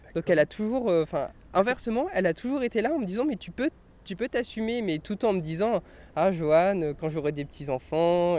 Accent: Orléans, Centre-Val de Loire, France; also born or lived in Tours; je suis né à Orléans

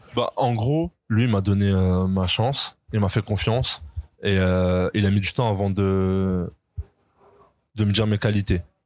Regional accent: France; on est français

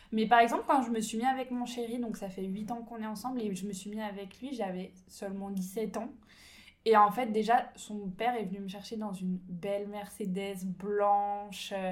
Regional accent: Ain department, 30 minutes from Lyon, Auvergne-Rhône-Alpes, France; je suis née en campagne, euh, dans le département de l'Ain, on va dire, à 30 minutes de Lyon

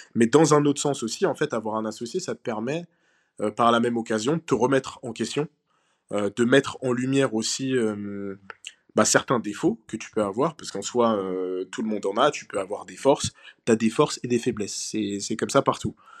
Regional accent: Senegal; moi je suis originaire du Sénégal

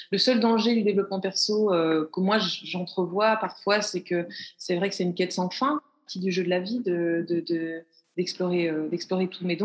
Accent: Belgium; puisque je suis belge et en {S0} Belgique.

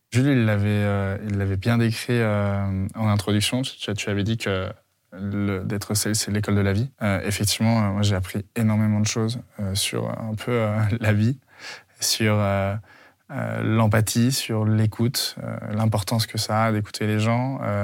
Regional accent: Lyon, Auvergne-Rhône-Alpes, France; je viens de la province, je viens de Lyon

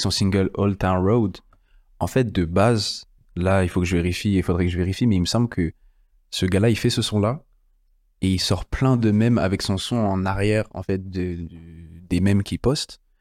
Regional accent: France; chez nous en France

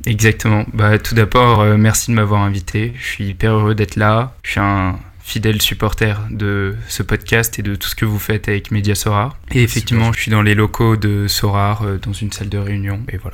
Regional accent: Paris, Île-de-France, France; also born or lived in Italy / Spain; Je suis né à Paris, j'ai grandi à Paris.

